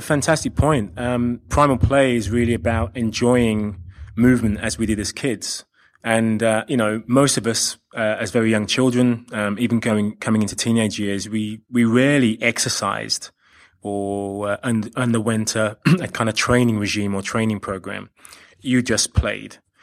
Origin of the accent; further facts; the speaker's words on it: London, United Kingdom; also born or lived in Australia; I do hail from, from London. I'm, I am from the U K